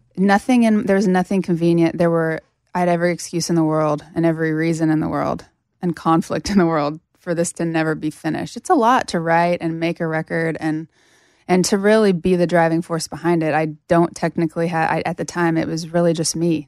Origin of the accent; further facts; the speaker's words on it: Sterling, Kansas, United States; moved away; I was living in my hometown in Kansas at this, at this point